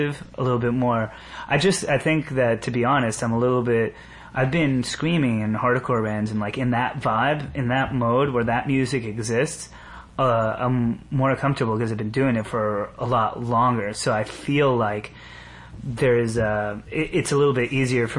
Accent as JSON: {"language": "English", "region": "New York", "country": "United States", "tie": "born or raised there", "said": "growing up around New York, the beauty of it is that all these motherfuckers are in one big soup"}